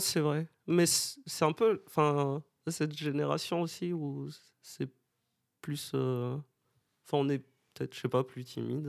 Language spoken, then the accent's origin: French; Madagascar; moved away as an adult; now in Bordeaux, France; je viens de Madagascar, j'habite à Bordeaux depuis 7 ans maintenant